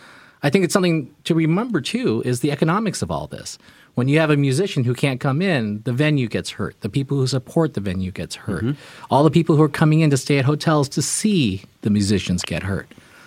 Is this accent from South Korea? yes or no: yes; South Korea; now in United States; I'm an immigrant. I'm from Korea